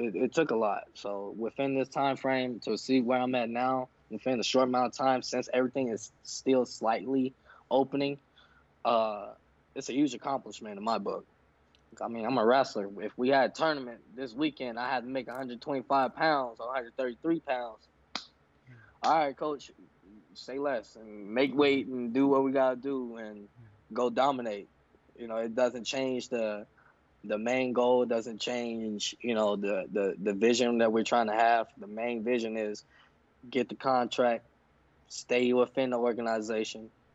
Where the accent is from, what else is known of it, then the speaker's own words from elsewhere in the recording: Chicago, Illinois, United States; I'm from Chicago